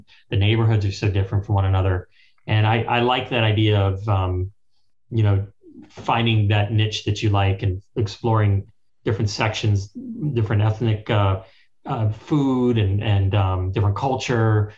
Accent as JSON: {"language": "English", "town": "Los Angeles", "region": "California", "country": "United States", "tie": "born or raised there", "said": "I was born in Hollywood"}